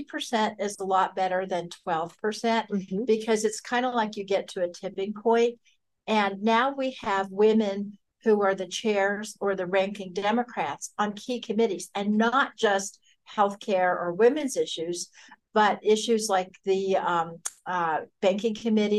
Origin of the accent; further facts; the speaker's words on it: Denver, Colorado, United States; I grew up in Denver, Colorado, and I came from a completely apolitical family